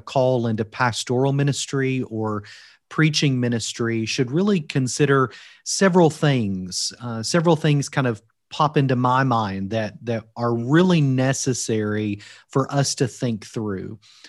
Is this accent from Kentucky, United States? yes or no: yes; Kentucky, United States; moved away as an adult; now in Wales, United Kingdom; I am originally from Kentucky. As you can tell from my accent, I'm not from Wales originally. Both my wife and I moved to Wales after being called to serve at Union last July.